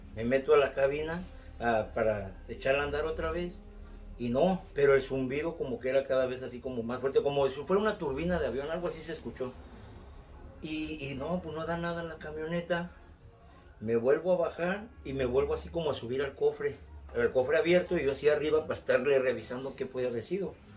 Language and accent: Spanish; Mexico City, Mexico; moved away; De la Ciudad de México, soy de la Ciudad de México